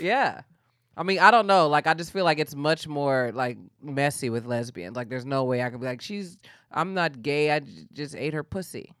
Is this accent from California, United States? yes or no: yes; Bay Area, California, United States; moved away as an adult; also born or lived in Atlanta; now in Los Angeles, United States; I grew up in the Bay Area, um, kinda like Bay Area, Napa Valley border